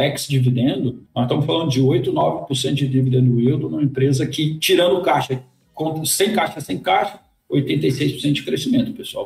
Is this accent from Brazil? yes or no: yes; Brazil; como brasileiro